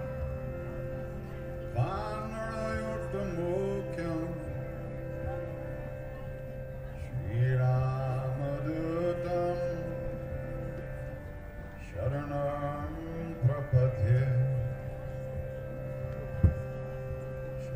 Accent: New York, United States; I'm from New York

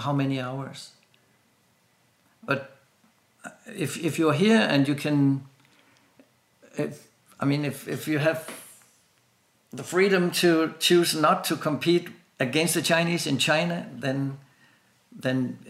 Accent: Denmark; I'm from Denmark

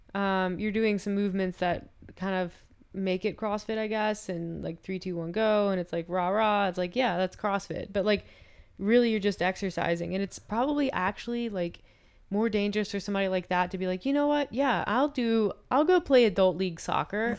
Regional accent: the South, United States; now in Calgary, Canada; I'm from the South

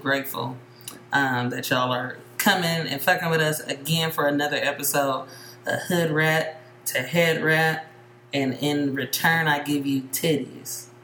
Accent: Bay Area, California, United States; I grew up in the Bay Area

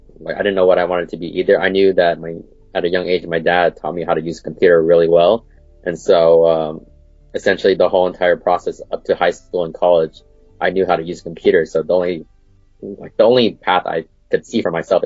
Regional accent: Portland, Oregon, United States; I was born in Portland, Oregon. Still there? Yep, I've lived here pretty much all my life.

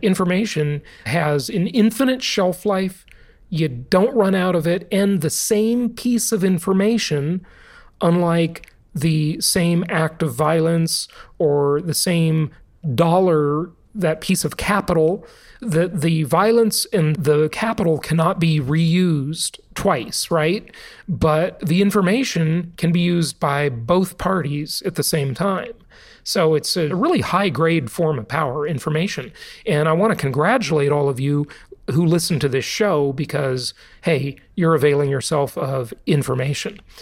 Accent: California, United States; born or raised there; moved away

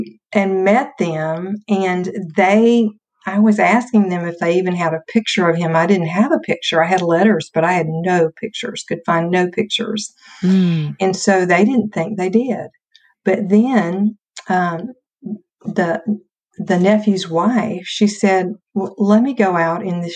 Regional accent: North Carolina, United States; born or raised there

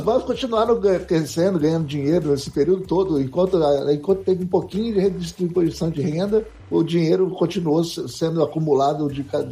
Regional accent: Brazil; eu sou brasileiro

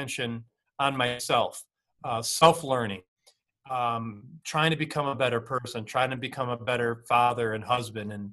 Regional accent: upstate New York, United States; I grew up in upstate New York

